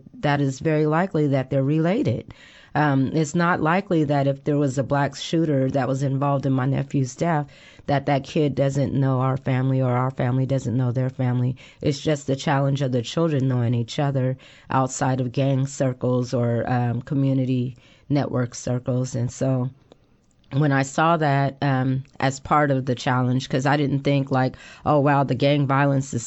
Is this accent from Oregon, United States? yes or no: yes; Portland, Oregon, United States; moved away; also born or lived in Texas; I was born and raised in Portland, but I had come home to visit